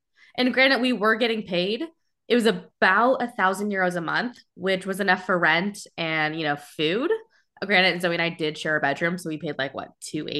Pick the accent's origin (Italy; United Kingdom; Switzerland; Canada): Italy; Florence, Tuscany; nicer than my apartment, and I have lived in Florence for, I'm from Florence.